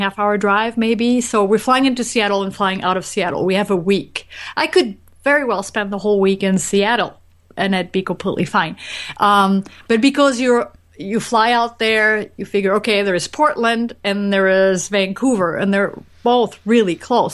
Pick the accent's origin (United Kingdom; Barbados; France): France; I grew up in France